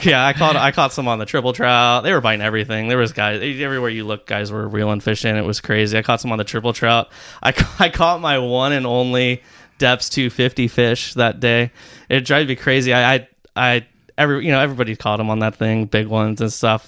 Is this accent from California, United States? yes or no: yes; Rancho Santa Margarita, California, United States; I grew up in Rancho Santa Margarita